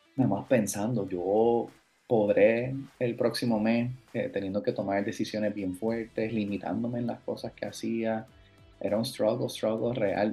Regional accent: Cabo Rojo, Puerto Rico; also born or lived in United States / Florida; yo me crié en Cabo Rojo

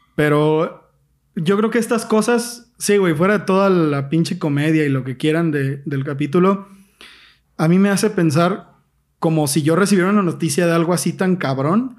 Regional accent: Mexico; yo soy mexicano, güey, a toda honra

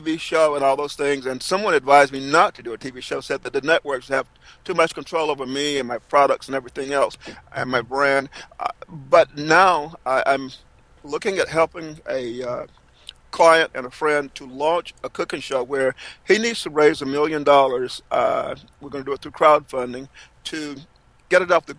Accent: Fairmont, North Carolina, United States; my hometown of Fairmont, North Carolina

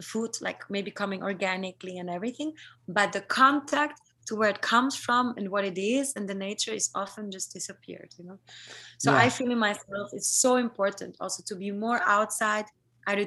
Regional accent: South Tyrol, Trentino-Alto Adige, Italy; now in Berlin, Germany; I come from South Tyrol, from this Colorado similar part of Italy

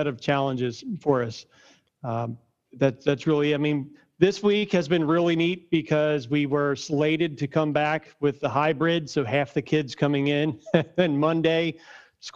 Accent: Norristown, Pennsylvania, United States; I'm from Norristown myself. I'm born and raised from Norristown, right outside of Philly

